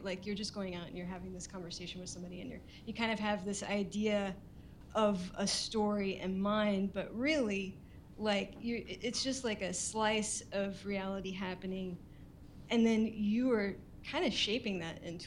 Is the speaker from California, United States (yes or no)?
no; Houston, Texas, United States; moved away as an adult; now in Seattle, United States; I'm originally from Houston, Texas